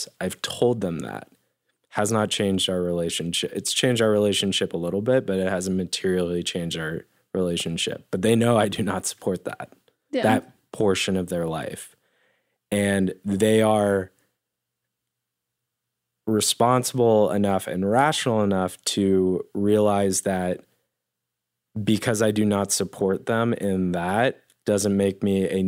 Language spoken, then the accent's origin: English; Denver, Colorado, United States; I grew up in Denver